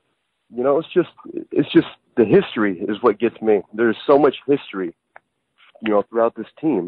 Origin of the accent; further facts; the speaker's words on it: Vancouver, Washington, United States; I'm from Vancouver, Washington, down here in Seahawks territory, unfortunately.